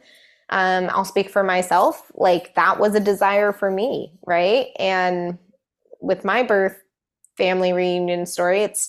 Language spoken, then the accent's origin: English; Colorado, United States; now in Seattle, United States; we grew up in Colorado where my mom's like our extended family was all back here in Seattle